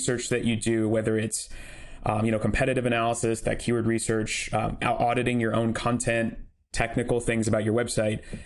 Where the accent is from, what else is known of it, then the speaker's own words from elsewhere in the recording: Portland, Oregon, United States; now in San Luis Obispo, United States; me and my wife live down in San Luis Obispo now, but I grew up in Portland, Oregon